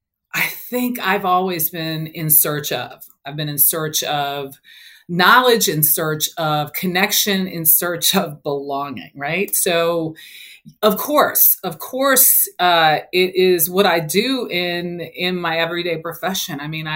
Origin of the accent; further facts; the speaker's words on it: Los Angeles, California, United States; So I grew up in South Central Los Angeles. And I grew up in my neighborhood, middle class families with, you know, mothers and fathers.